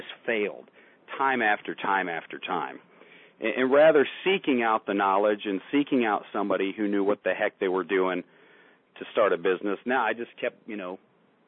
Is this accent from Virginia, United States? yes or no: no; Barberton, Ohio, United States; I grew up in Barberton, Ohio, which is a working class town